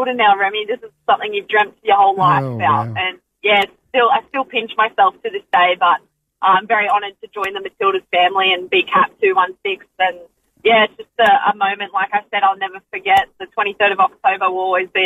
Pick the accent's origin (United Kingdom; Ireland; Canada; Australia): Australia; friends and family in my hometown